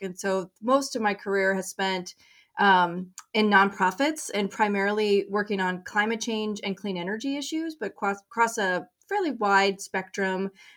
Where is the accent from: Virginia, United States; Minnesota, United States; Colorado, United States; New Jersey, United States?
Colorado, United States; moved away as an adult; now in Maine, United States; I grew up in Colorado